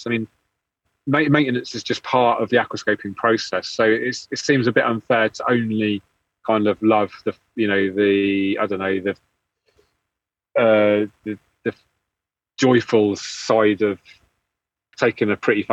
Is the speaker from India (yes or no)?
no; England, United Kingdom; being English